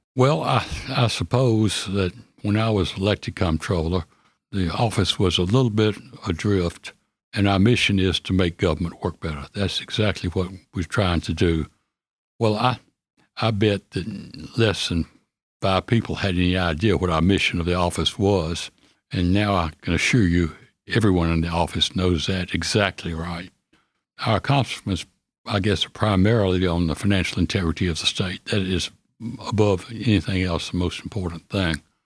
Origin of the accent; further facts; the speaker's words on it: Nashville, Tennessee, United States; also born or lived in California / Virginia / New York City; I moved from California when I was four months old and came back to Nashville, where I've lived